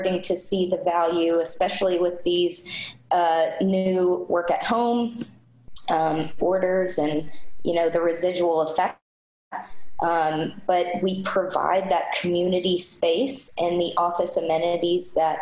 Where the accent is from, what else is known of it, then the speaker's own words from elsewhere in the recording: Floyds Knobs, Indiana, United States; also born or lived in Greenville, South Carolina; I am an Indiana native. I was born in Floyd's Knobs, Indiana